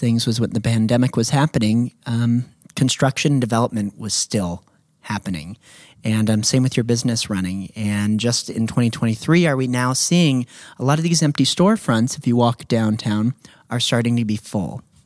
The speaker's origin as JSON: {"language": "English", "town": "Redding", "region": "California", "country": "United States", "tie": "born or raised there", "said": "your husband Cody and I grew up in Enterprise"}